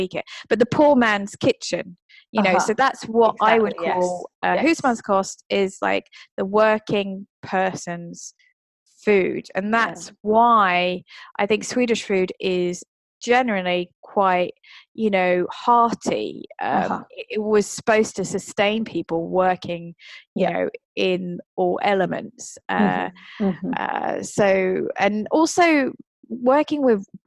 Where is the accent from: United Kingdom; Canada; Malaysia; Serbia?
United Kingdom; now in Sweden; I'm a Brit